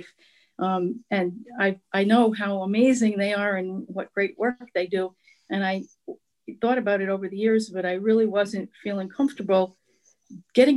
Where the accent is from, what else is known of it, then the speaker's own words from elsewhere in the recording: Albany, New York, United States; I grew up in the Albany area